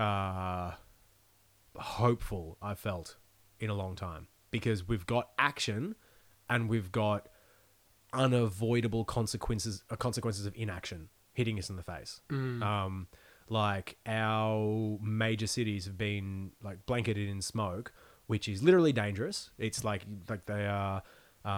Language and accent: English; Australia; I grew up in Australia where religion is an afterthought for most people